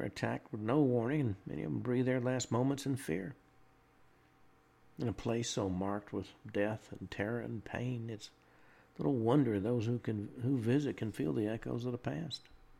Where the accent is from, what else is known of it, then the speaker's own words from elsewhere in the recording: Murfreesboro, Tennessee, United States; I grew up right near the Stones River battlefield